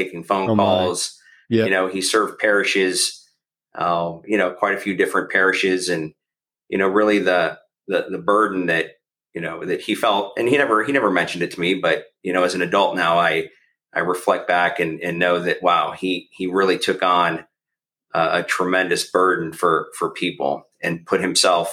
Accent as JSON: {"language": "English", "town": "Tampa", "region": "Florida", "country": "United States", "tie": "born or raised there", "also_born_or_lived": "Chicago / Fort Walton Beach, Florida / New Orleans", "lives_now": "Sarasota, United States", "said": "I grew up in Tampa predominantly, but I was born in Chicago"}